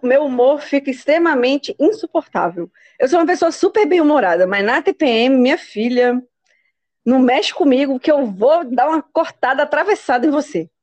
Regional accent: Brazil; como a gente é brasileira

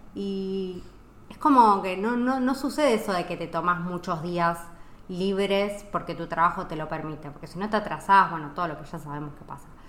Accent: Argentina; moved away as an adult; also born or lived in Italy / Mexico / United States; now in Spain

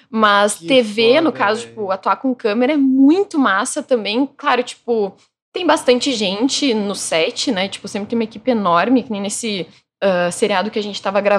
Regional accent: Rio Grande do Sul, Brazil; now in São Paulo, Brazil; Que eu sou

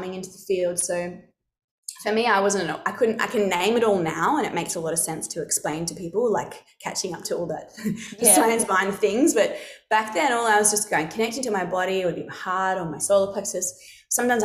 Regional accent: Alice Springs, Northern Territory, Australia; I come from Central Australia, so Alice Springs

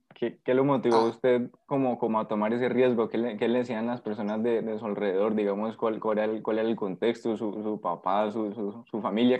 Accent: Colombia; also born or lived in Valle del Cauca; nuestro país

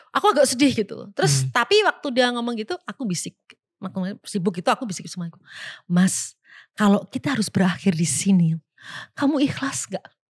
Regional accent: Java, Indonesia; Kita orang Jawa

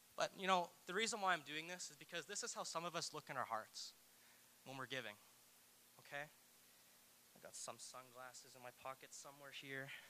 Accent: New Brunswick, Canada; I'm from New Brunswick and I went to a church there growing up

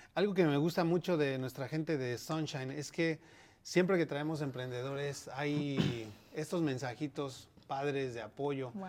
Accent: Mexico; now in United States; eso yo creo que no es parte de nuestra cultura como mexicanos

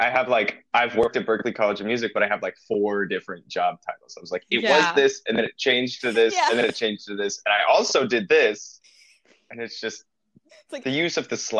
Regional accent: Overland Park, Kansas, United States; moved away as an adult; also born or lived in Evanston, Illinois; now in Boston, United States; I'm from Overland Park, Kansas, originally, very Midwesterner at heart.

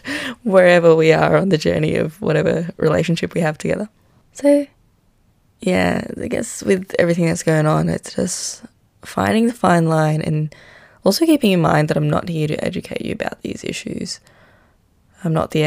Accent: Manila, Metro Manila, Philippines; moved away; I grew up in Manila in the Philippines

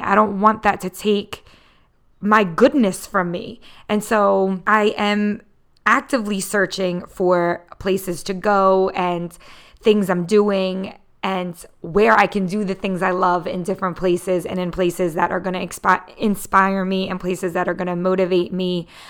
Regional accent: Philadelphia, Pennsylvania, United States; I am born and raised in the Philadelphia area.

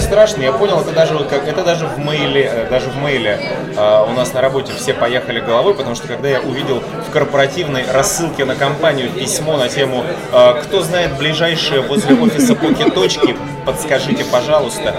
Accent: Ukraine; мы с Украины

